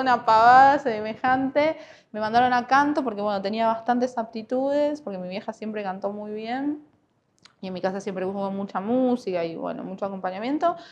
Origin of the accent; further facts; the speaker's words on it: Buenos Aires, Argentina; moved away as an adult; now in Neuquén, Argentina; Yo no soy de acá, soy de Buenos Aires. Vine en el 2010.